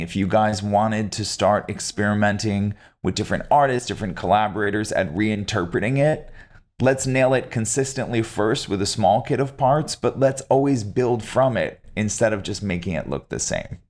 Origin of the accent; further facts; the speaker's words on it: upstate New York, United States; you grow up in upstate New York